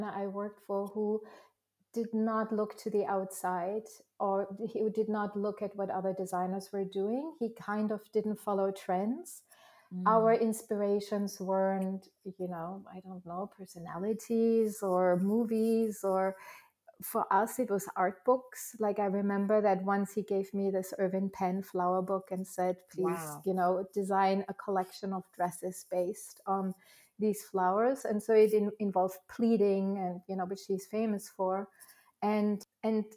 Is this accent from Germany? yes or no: yes; Germany; first language German; English is a second language; moved away as an adult; also born or lived in Paris / Tokyo / San Francisco; now in New York, United States; I grew up in Germany